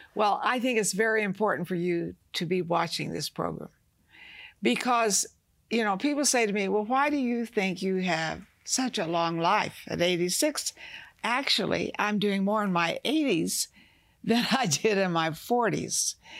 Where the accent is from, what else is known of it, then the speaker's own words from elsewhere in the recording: the South, United States; I was raised in the South, you know, we fried chicken.